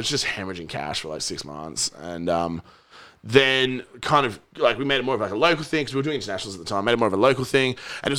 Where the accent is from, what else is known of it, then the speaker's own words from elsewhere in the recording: Perth, Western Australia, Australia; moved away as an adult; I left when I was like by the time I was 21 from Perth